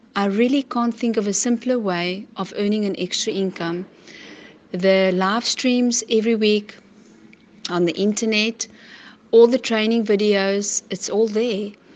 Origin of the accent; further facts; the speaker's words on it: Port Elizabeth, Eastern Cape, South Africa; I'm from Port Elizabeth in the Eastern Cape.